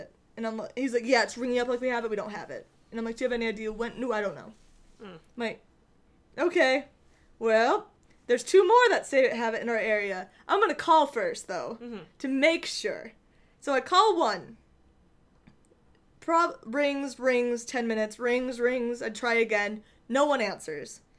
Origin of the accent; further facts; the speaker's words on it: Michigan, United States; now in Southern California, United States; we're from Michigan